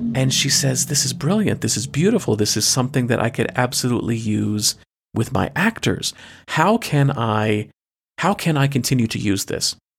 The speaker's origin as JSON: {"language": "English", "country": "United States", "said": "I am an American"}